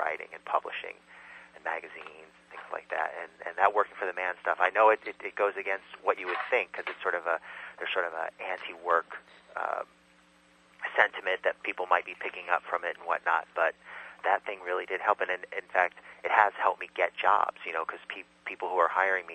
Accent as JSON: {"language": "English", "region": "California", "country": "United States", "tie": "born or raised there", "also_born_or_lived": "Illinois / San Francisco / New York", "moved": "as an adult", "lives_now": "Brooklyn, United States", "said": "I was born in Illinois, but I grew up in California."}